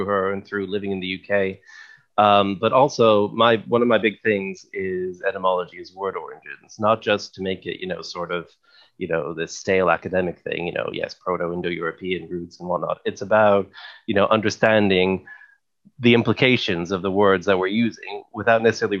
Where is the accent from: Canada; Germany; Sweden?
Canada; moved away; also born or lived in England; as a Canadian